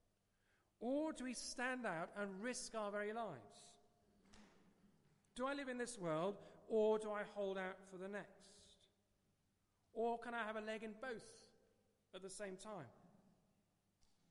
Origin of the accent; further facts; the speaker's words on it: England, United Kingdom; accent: English; also born or lived in Perth, Australia / France; I had an English accent all the way through